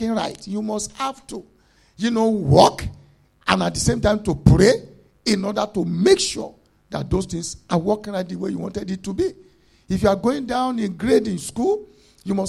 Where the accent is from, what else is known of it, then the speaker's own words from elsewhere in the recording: Nigeria; moved away; we are coming from Africa